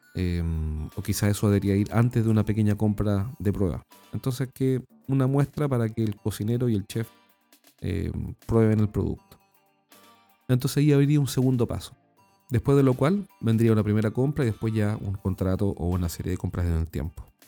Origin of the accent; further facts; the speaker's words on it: Chile; accent: Chilean; en nuestro país, como yo lo he dicho anteriormente, en Chile no hablamos español, sino que hablamos chileno